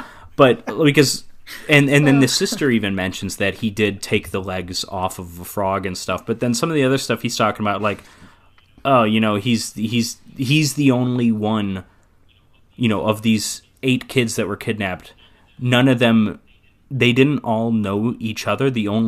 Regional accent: Waukesha, Wisconsin, United States; my hometown of Waukesha, Wisconsin

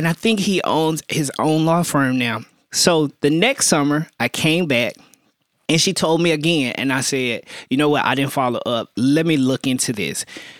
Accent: Birmingham, Alabama, United States; So I, my first summer, I summered at Bradley Arendt in Birmingham, Alabama. I'm originally from Birmingham.

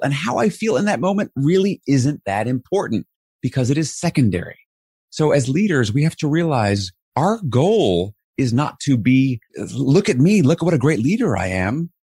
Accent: New York City, New York, United States; I was raised in New York City in Flushing, Queens

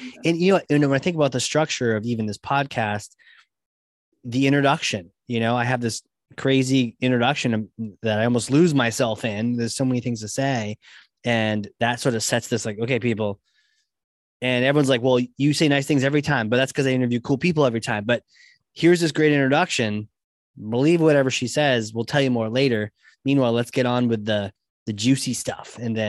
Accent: Virginia, United States; born there; Well, I was born in Virginia and I like mint chocolate chip.

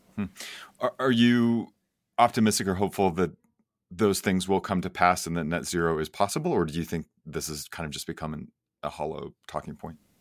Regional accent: Oklahoma, United States; born or raised there

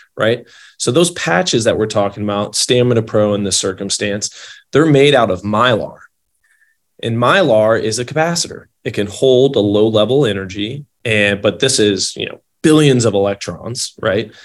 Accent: Louisville, Kentucky, United States; moved away as an adult; now in California, United States; I'm from Louisville, Kentucky, originally

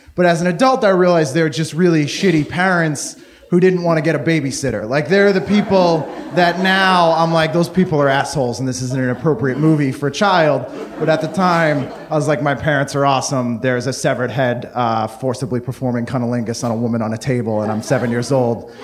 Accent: just outside of Boston, Massachusetts, United States; I grew up just outside of Boston

